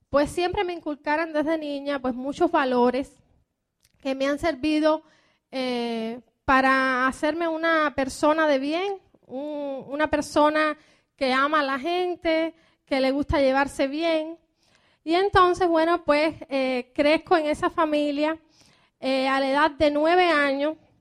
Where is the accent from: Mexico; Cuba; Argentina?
Cuba; moved away as an adult; also born or lived in Miami, United States; now in United States; como buena cubana